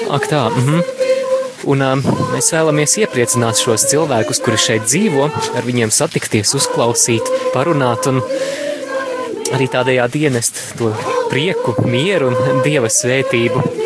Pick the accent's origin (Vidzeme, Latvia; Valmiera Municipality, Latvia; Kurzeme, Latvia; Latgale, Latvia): Latgale, Latvia; Daugavpils; es esmu no Daugavpils